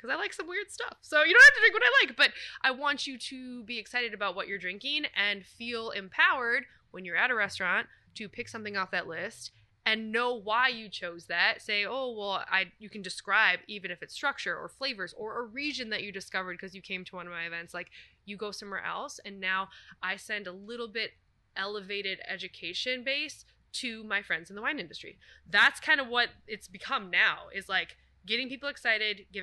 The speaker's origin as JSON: {"language": "English", "region": "Minnesota", "country": "United States", "tie": "born or raised there", "accent": "Minnesotan", "moved": "yes", "lives_now": "Atlanta, United States", "said": "I grew up in Minnesota"}